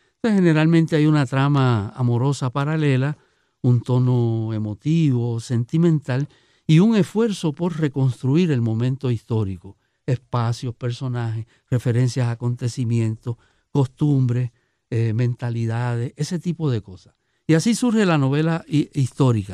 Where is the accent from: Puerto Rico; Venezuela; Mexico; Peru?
Puerto Rico; qué somos y cómo somos los, puertorriqueños